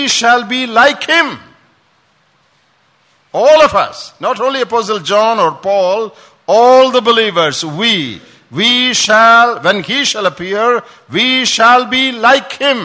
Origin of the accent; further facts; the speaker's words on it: Kottayam, Kerala, India; moved away; When we were small, back home in, I'm from Kottayam, my grandfather had a school